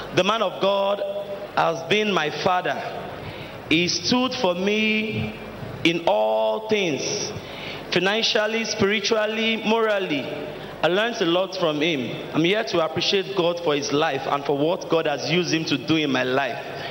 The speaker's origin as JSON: {"language": "English", "region": "Delta", "country": "Nigeria", "moved": "yes", "lives_now": "Lagos, Nigeria", "said": "I am from Delta State"}